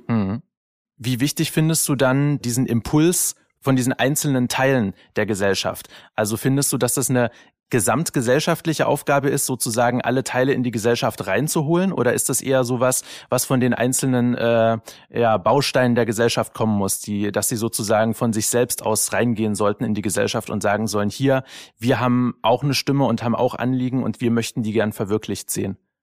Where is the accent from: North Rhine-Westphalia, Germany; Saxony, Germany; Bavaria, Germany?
Saxony, Germany; Dresden; bin ja in Dresden geboren. Ich darf das als gebürtiger Sachse